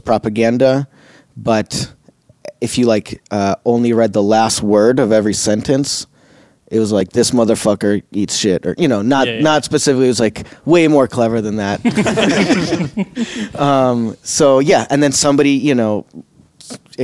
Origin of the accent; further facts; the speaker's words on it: Chicago, Illinois, United States; Chicago where I was born, grew up in Chicago, always spoke Russian at home